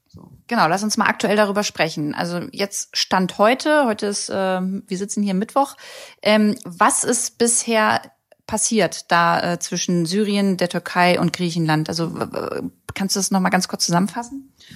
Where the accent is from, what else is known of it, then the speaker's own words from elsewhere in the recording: Germany; hier bei uns in Deutschland